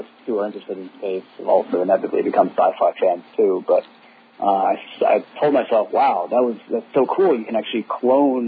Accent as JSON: {"language": "English", "town": "Huntsville", "region": "Alabama", "country": "United States", "tie": "born or raised there", "also_born_or_lived": "India", "said": "I was born in India, and I moved with my family to a small town that a lot of folks listening to this show might be familiar with, and that's Huntsville, Alabama, Rocket City, USA. I moved there when I was 2. And that's where I grew up."}